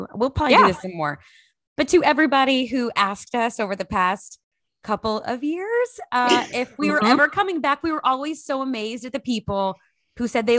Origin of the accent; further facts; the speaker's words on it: Texas, United States; moved away as an adult; also born or lived in Lexington, Kentucky; I'm from Texas